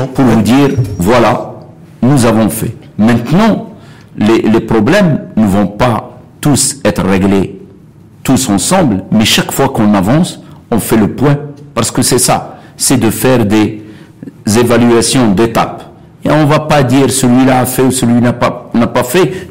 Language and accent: French; Beni Mellal, Béni Mellal-Khénifra, Morocco; moved away; je suis originaire de Bnimlel